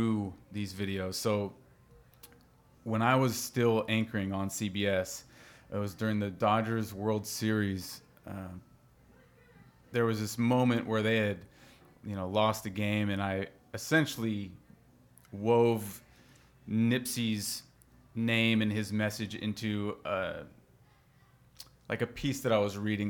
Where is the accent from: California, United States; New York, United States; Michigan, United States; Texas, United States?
California, United States; Bay Area; also born or lived in San Diego, California; I was lucky to be growing up in the Bay Area. Like, I was in eighth grade, 96